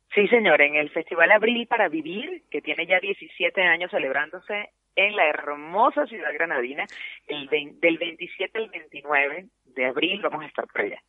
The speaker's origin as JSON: {"language": "Spanish", "country": "Venezuela", "tie": "born or raised there", "moved": "as an adult", "lives_now": "Mexico", "said": "Pues yo soy nacida en Venezuela, pero tengo ya nacionalidad mexicana porque tengo muchos años viviendo en México, ya voy a llegar a los 20 años viviendo allá"}